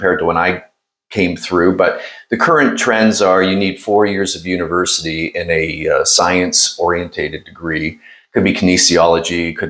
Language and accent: English; Norfolk County, Ontario, Canada; also born or lived in Toronto; I grew up in Norfolk County, married my high school sweetheart, and the two of us live in a rural Norfolk